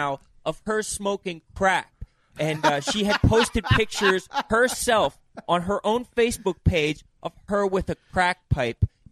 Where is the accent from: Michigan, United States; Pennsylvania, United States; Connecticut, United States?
Pennsylvania, United States; Philadelphia; my hometown of Philadelphia